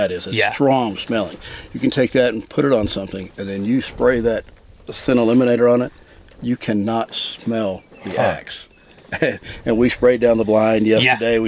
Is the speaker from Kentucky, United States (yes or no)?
yes; Kentucky, United States; now in Florida, United States; When I grew up in Kentucky, we didn't have turkeys.